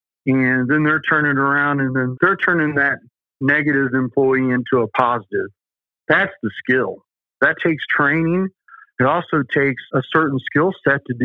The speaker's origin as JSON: {"language": "English", "region": "the South", "country": "United States", "accent": "southern", "said": "There's my southern accent coming"}